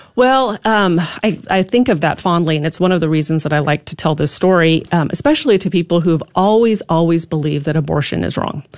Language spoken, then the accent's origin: English; Pacific Northwest, United States; now in Texas, United States; I grew up in the Pacific Northwest